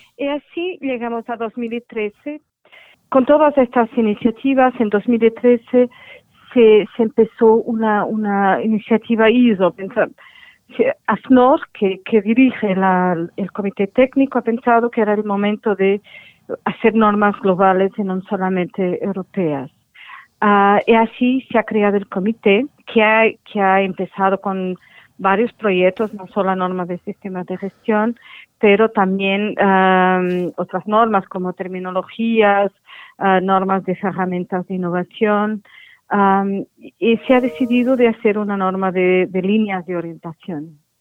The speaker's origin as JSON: {"language": "Spanish", "country": "Portugal", "second_language": "Spanish", "said": "mi español no es muy bueno porque yo soy portuguesa y mi español es un poco inventado"}